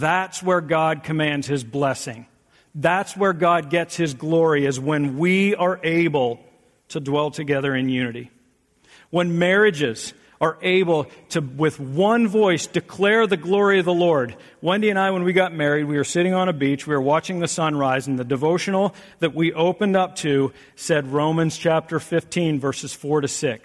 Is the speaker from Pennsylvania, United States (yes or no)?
yes; South Central Pennsylvania, United States; now in Michigan, United States; I'm from South Central Pennsylvania